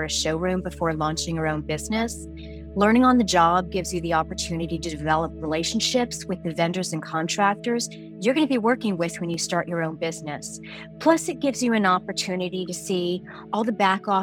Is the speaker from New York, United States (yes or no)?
yes; New York City, New York, United States; I'm New York City born and raised